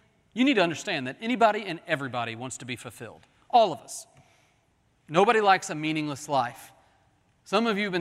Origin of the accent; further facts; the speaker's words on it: Oklahoma City, Oklahoma, United States; When I was growing up in Oklahoma City, we would drive from Oklahoma City to Kansas City to see my grandparents.